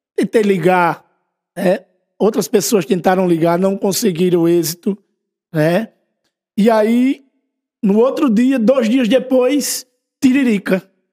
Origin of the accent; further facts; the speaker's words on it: União dos Palmares, Alagoas, Brazil; eu sou da Rua Nova, né? Eu nasci e me criei ali na Rua Nova